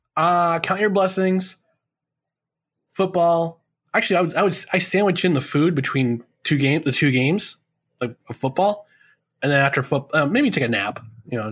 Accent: New York, United States; also born or lived in New Jersey; our first Thanksgiving in New York was nineteen eighty-five

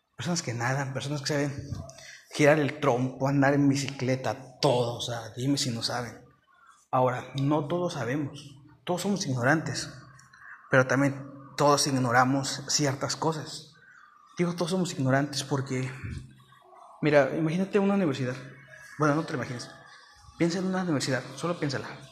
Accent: Mexico; also born or lived in Mexico City; Yo soy de México y ahorita me vine, o sea, México, Ciudad de México. Y ahorita, bueno, siendo honestos, bueno, no importa, soy de otro estado

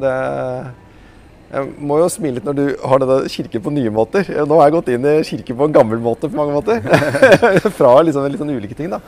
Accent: Oslo, Norway; oppvokst i Oslo

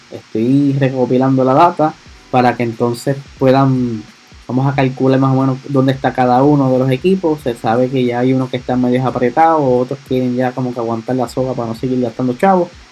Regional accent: Puerto Rico; soy acá boricua

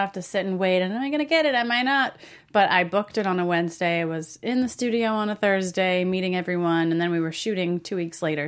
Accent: Springfield, Oregon, United States; moved away as an adult; also born or lived in Portland, Oregon; now in Los Angeles, United States; I moved from Springfield, where I grew up, to Portland when I graduated, and then from Portland to L A when I was nineteen.

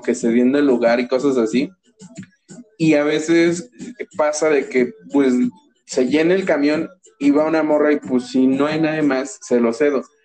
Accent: Toluca, State of Mexico, Mexico; yo nací aquí en Toluca

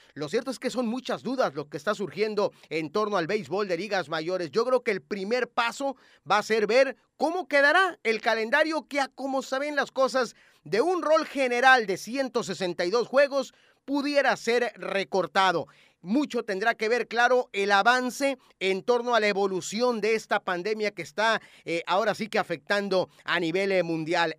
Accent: Mexico; como mexicanos

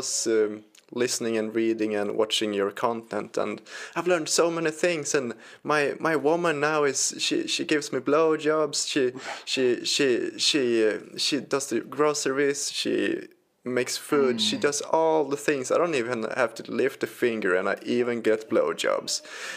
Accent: Sweden; my home country, Sweden

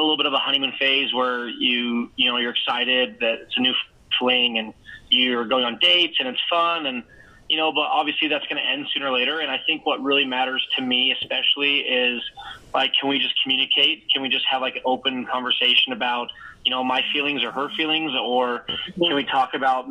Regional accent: Canada; now in Salt Lake City, United States; originally from Canada, but I currently live in Utah, in Salt Lake City

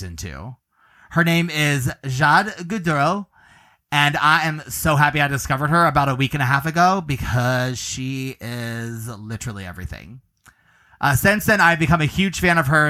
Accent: Clearwater, Florida, United States; I hail from Clearwater as well

